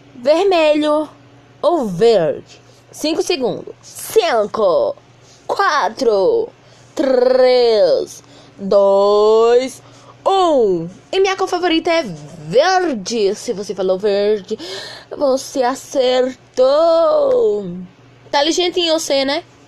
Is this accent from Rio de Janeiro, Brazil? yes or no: no; Piauí, Brazil; eu sou nordestino, piauiense